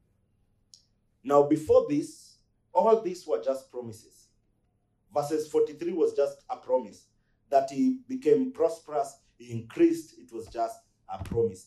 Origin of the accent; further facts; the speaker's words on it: Luoland, Kenya; I come from Luoland